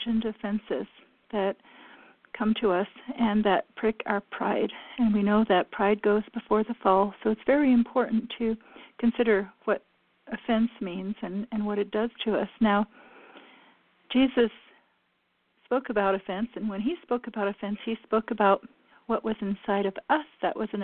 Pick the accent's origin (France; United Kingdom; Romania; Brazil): France; moved away; I was raised in France